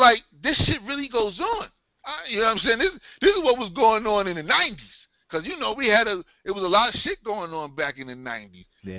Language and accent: English; New York City, New York, United States; growing up in Brooklyn.